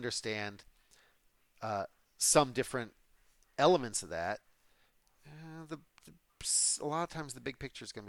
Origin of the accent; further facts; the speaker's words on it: United States; I'm also an American